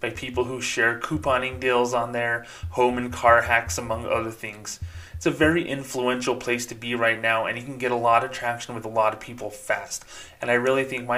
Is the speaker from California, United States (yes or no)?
no; Socorro, New Mexico, United States; I grew up in a little tiny town, Socorro, New Mexico